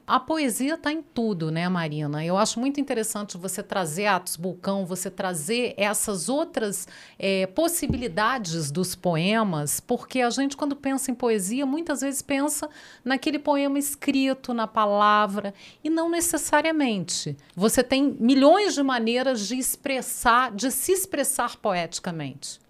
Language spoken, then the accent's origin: Portuguese; Brasília, Federal District, Brazil; E a gente que é daqui sabe que tem.